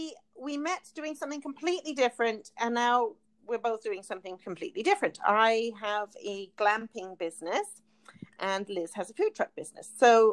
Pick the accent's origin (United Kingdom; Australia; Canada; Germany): United Kingdom; We're both British. We met in Calgary.